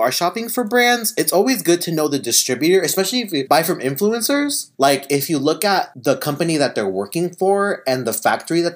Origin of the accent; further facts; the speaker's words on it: Kansas, United States; now in Southern California, United States; we're from Kansas